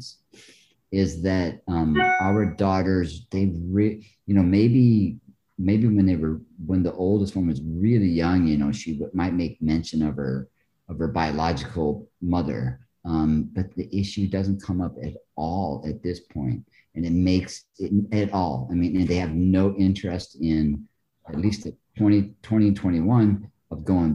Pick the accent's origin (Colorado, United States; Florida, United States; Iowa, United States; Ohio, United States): Iowa, United States; first language English; moved away; also born or lived in North Carolina; I grew up in Iowa